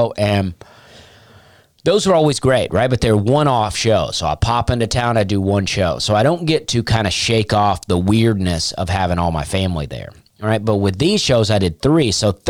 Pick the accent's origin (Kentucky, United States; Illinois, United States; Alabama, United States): Alabama, United States; Opelika; I am from Opelika, Alabama.